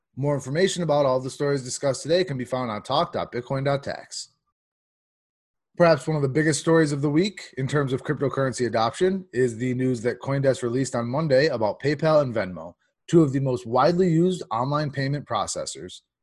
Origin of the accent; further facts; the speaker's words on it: New York, United States; my home state, New York